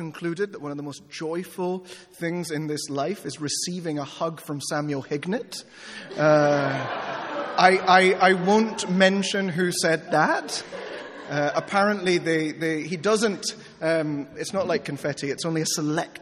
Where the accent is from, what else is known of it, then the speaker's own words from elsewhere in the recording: Peru; moved away; I grew up in Peru